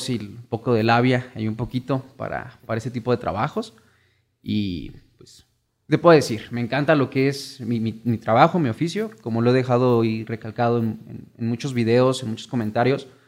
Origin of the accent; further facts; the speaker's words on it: Morelia, Michoacán, Mexico; soy de aquí, originado de Morelia, Michoacán. Tengo 27, 28 años.